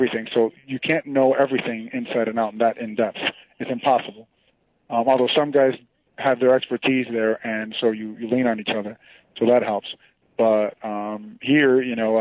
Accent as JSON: {"language": "English", "country": "Venezuela", "tie": "born or raised there", "also_born_or_lived": "Miami, Florida, United States", "moved": "yes", "said": "I'm from Venezuela, and down there our national pastime is baseball. That's our number one passion. So I grew up loving baseball, but then as I got older and moved to the States"}